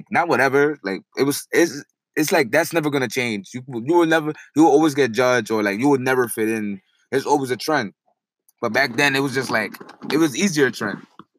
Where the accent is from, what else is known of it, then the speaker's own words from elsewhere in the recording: New York City, New York, United States; I grew up in the Heights. Like, I was Harlem and Heights.